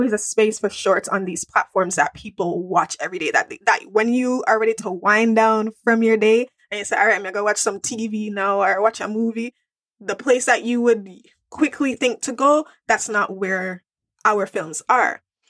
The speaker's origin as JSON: {"language": "English", "country": "Jamaica", "moved": "yes", "lives_now": "Toronto, Canada", "said": "I am a Jamaican girl. Yes, I live in Toronto"}